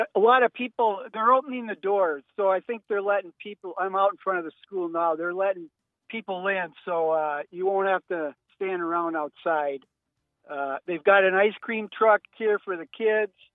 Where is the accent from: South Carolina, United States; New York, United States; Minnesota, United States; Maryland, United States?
Minnesota, United States; St. Paul; moved away as an adult; also born or lived in Minot, North Dakota; now in Fargo, United States; I grew up in St. Paul and uh, went to journalism school at the University of Minnesota